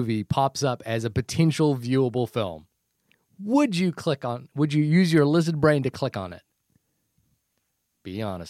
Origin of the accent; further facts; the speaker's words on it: New Zealand; accent: New Zealand; My New Zealand accent doesn't work